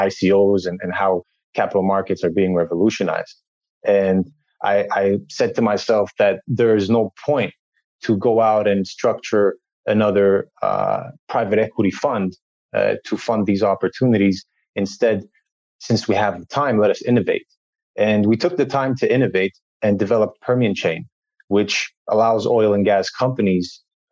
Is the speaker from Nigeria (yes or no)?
no; Montreal, Quebec, Canada; moved away as an adult; also born or lived in Saudi Arabia / United Arab Emirates; I was born and raised in Montreal